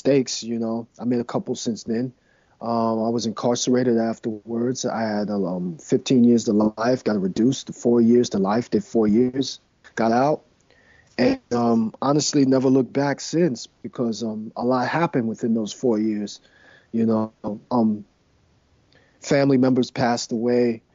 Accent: New York City, New York, United States; I grew up in Manhattan

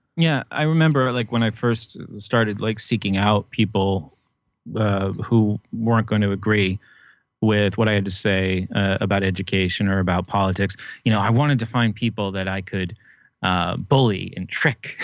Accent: New Hampshire, United States; I grew up in New Hampshire

